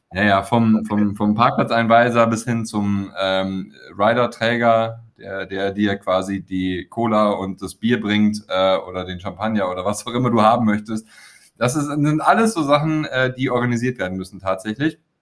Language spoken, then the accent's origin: German; Weeze, North Rhine-Westphalia, Germany; meine Kumpels aus Weze, aus dem Ort, wo ich herkomme, das Weze hat 10.000 Einwohner, liegt an der holländischen Grenze, nördlich von Düsseldorf